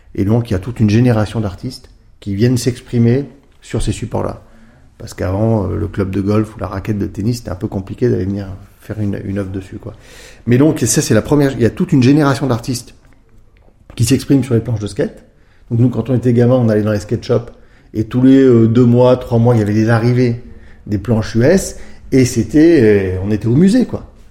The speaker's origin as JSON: {"language": "French", "town": "Grenoble", "region": "Auvergne-Rhône-Alpes", "country": "France", "tie": "born or raised there", "said": "je suis grenoblois, hein, donc euh, premières années, bah, comme tout bon grenoblois, quand on était sur les skis très tôt"}